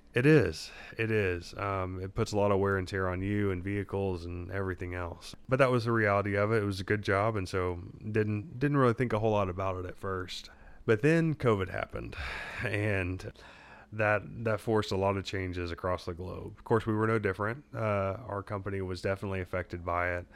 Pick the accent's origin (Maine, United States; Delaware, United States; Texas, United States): Texas, United States; Southeast; moved away as an adult; also born or lived in Louisiana; I grew up in Southeast Texas, which is a little bit like Louisiana West.